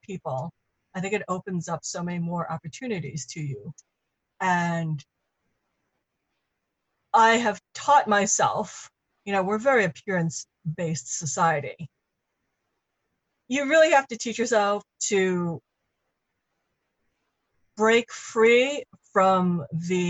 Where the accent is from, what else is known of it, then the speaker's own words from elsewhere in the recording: New York City, New York, United States; I grew up in New York